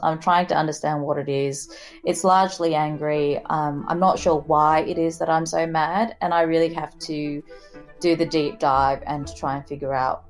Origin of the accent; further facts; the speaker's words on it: Gold Coast, Queensland, Australia; also born or lived in Singapore; now in Melbourne, Australia; growing up in Australia, I'm Singaporean, I'm Chinese Singaporean. I moved to Australia when I was about 10.